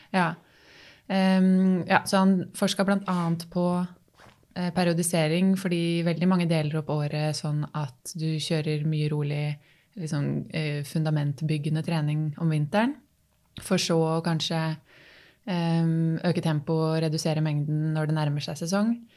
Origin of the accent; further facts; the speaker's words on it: Tangen, Innlandet, Norway; moved away as an adult; also born or lived in Oslo; now in Hamar, Norway; Jeg er oppvokst på Tangen, som ligger tre mil lenger sør